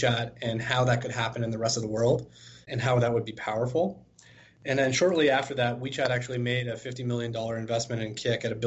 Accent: Toronto, Ontario, Canada; born and raised in Toronto

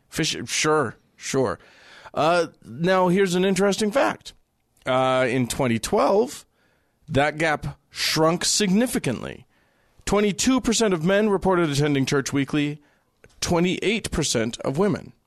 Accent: United States; As an American who went to India

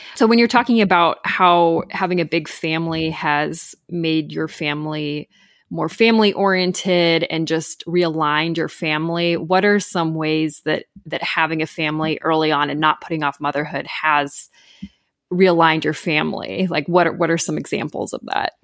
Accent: Southern California, United States; growing up in Southern California

